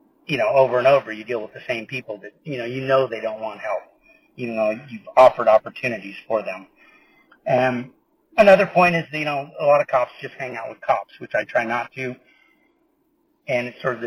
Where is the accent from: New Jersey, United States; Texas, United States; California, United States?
California, United States; we're from California.